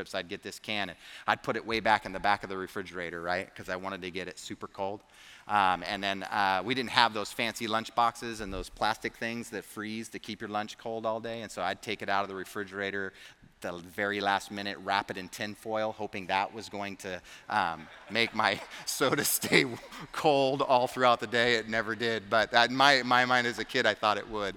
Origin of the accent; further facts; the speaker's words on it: the Bay Area, California, United States; I grew up in the Bay Area, and I got to go to countless zoos and amusement parks, and I even saw the Nutcracker in San Francisco